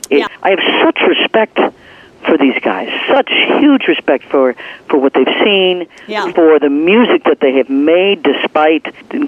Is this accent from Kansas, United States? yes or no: yes; Leavenworth, Kansas, United States; I grew up in the Midwest. I mean, I grew up in Leavenworth, Kansas, right close to you guys.